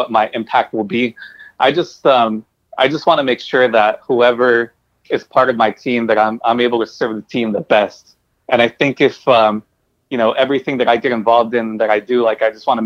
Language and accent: English; Bell, California, United States; also born or lived in Norwalk, California; I grew up in Bell and in, like, you know, eventually in, like, Norwalk and the Southeast